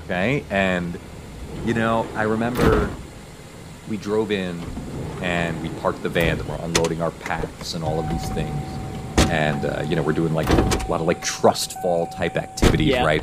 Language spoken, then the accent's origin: English; New York City, New York, United States; moved away as an adult; also born or lived in Nebraska; now in New York, United States; I'm originally from New York, but I lived out in Nebraska for 20 years